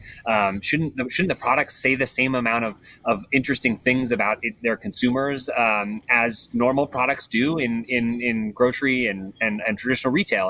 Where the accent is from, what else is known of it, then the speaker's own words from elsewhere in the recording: Colorado, United States; I grew up in Colorado